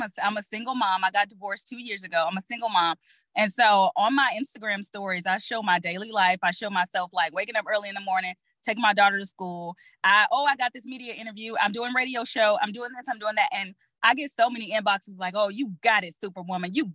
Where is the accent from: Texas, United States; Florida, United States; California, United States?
Texas, United States; I'm from Texas